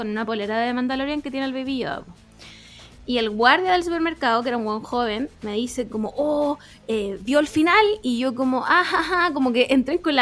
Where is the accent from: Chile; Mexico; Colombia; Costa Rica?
Chile